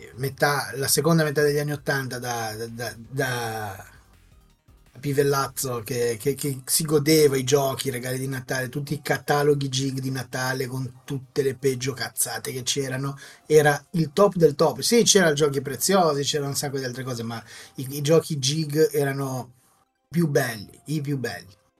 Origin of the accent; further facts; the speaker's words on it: Liguria, Italy; io essendo ligure